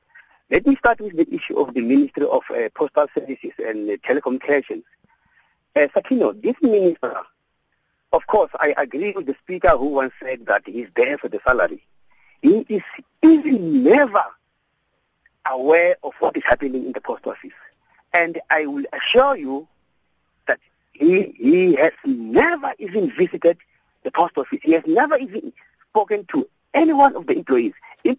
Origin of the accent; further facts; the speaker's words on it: Mutale, Limpopo, South Africa; I'm telling to you now, I'm from Mutale.